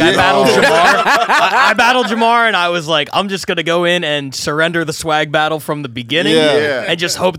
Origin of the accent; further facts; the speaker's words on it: Philadelphia, Pennsylvania, United States; We're both from Philly.